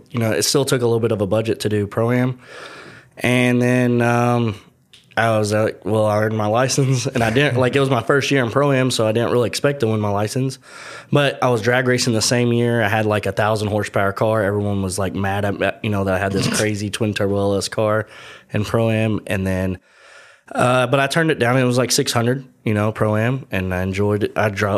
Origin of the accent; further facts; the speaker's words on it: Paducah, Kentucky, United States; So I'm from Western Kentucky, a lot of people know as Paducah.